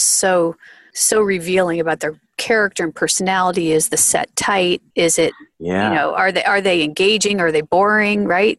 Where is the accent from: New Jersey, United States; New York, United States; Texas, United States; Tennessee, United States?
New Jersey, United States; I'm from New Jersey